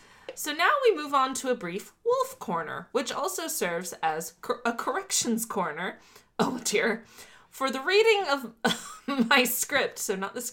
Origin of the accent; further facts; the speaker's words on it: Miami, Florida, United States; I'm from Miami.